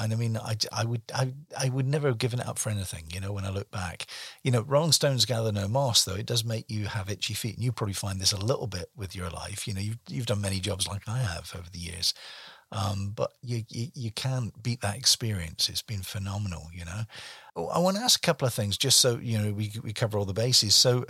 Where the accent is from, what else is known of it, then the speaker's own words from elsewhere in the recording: Glasgow, Scotland, United Kingdom; born there; also born or lived in Devizes; You know, I can say that I was born in Glasgow, Scotland, so I'm Scots by birth. But where do I really come from? Well, the longest place I ever lived in was Devizes in Wiltshire for 30 years